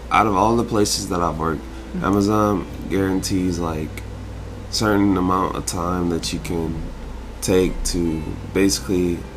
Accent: Pine Mountain, Georgia, United States; I'm from Pine Mountain, Georgia, and uh, you know, I was really country raised by my parents and for a small amount of time my grandparents.

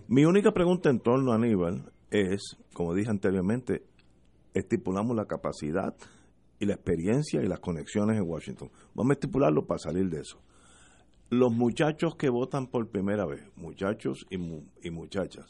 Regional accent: Puerto Rico

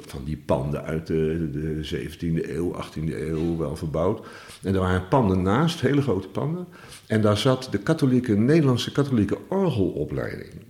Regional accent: Utrecht, Netherlands; moved away as an adult; also born or lived in Bunnik; now in Dinxperlo, Netherlands; Ik ben geboren in Utrecht en opgegroeid toen ik 12 was. Kocht mijn vader een huis in Bunnik

